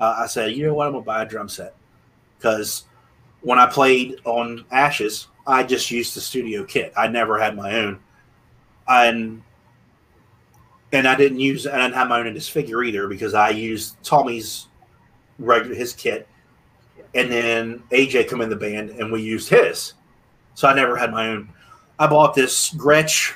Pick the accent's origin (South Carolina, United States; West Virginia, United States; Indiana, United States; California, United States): West Virginia, United States; Martinsburg; also born or lived in Waynesboro, Pennsylvania; my hometown of Martinsburg, West Virginia.